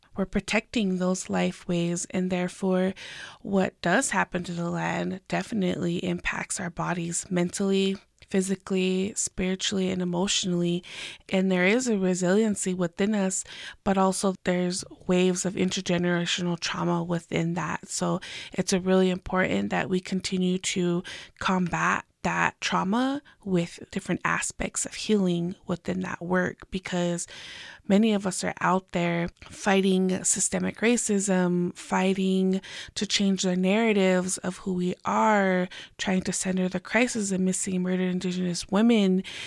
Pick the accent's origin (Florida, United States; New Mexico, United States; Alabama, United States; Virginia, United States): New Mexico, United States; Pueblo of Jemez; I am from the Pueblo of Jiménez